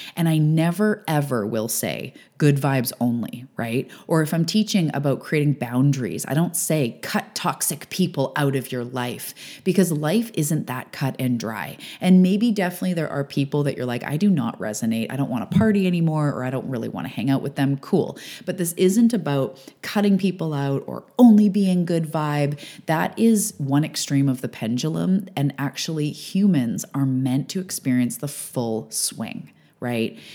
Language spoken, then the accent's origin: English; Canada; I'm a Canadian and an island girl